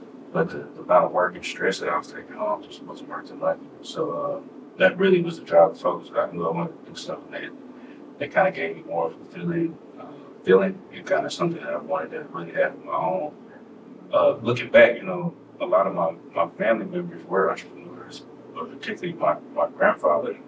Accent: Jackson, Mississippi, United States; I'm originally from Jackson, Mississippi.

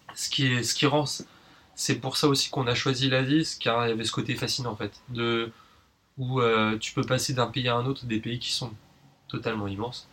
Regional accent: Paris, Île-de-France, France; moved away as an adult; now in New Caledonia; Je suis né à Paris, j'y ai grandi et euh, actuellement, je vis en Nouvelle-Calédonie

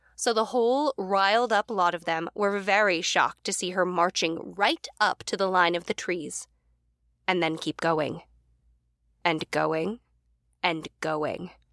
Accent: United States; also born or lived in New York; now in Los Angeles, United States; we as Americans

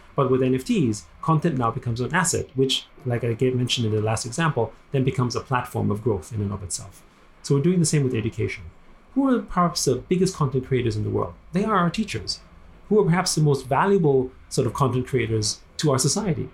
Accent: Vienna, Austria; moved away as an adult; also born or lived in United States; now in Hong Kong; I grew up in Vienna

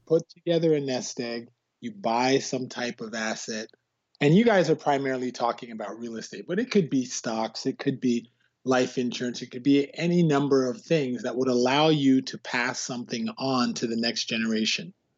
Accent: Canada; also born or lived in West Indies; I'm West Indian Canadian

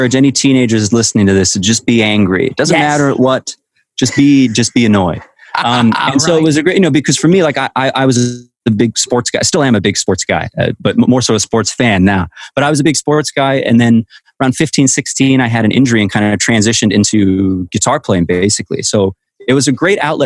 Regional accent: Walla Walla, Washington, United States; my dad used to own a John Deere dealership in my hometown of Walla Walla, Washington

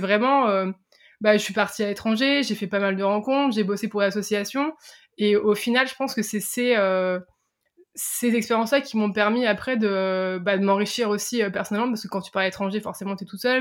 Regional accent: Picardy, Hauts-de-France, France; je viens de, je viens de Picardie, j'étais pas tous dans des grands lycées parisiens, je viens vraiment entre guillemets de la campagne profonde française.

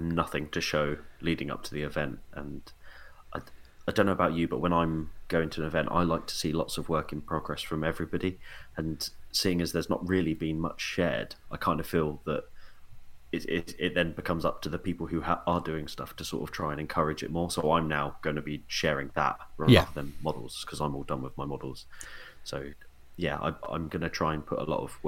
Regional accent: Portsmouth, South East England, United Kingdom; I'm from Portsmouth.

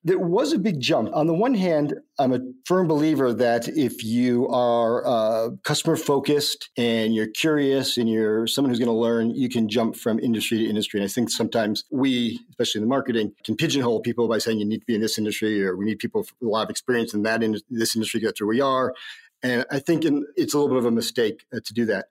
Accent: Northeast, United States; moved away; also born or lived in New York; I grew up in the Northeast

